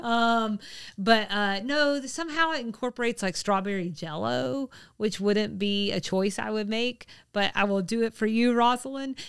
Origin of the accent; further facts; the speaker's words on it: Georgia, United States; what has always been my home state.